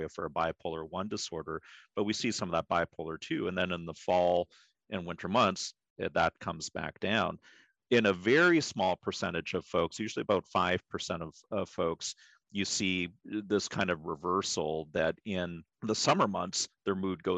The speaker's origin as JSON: {"language": "English", "region": "Pacific Northwest", "country": "United States", "tie": "born or raised there", "said": "I was born and raised in the Pacific Northwest"}